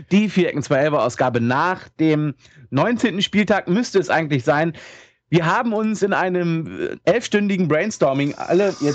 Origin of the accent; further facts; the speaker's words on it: Hanover, Lower Saxony, Germany; Ich als Hannoveraner kann das auch mal sagen, wie ich finde.